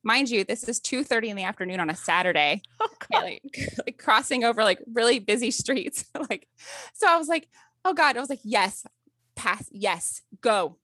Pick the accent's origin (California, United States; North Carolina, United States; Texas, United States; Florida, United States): North Carolina, United States; Wake Forest; I'm from Wake Forest, North Carolina